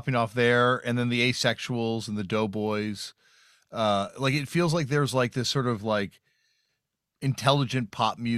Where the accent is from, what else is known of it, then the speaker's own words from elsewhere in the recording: Toronto, Ontario, Canada; growing up in Toronto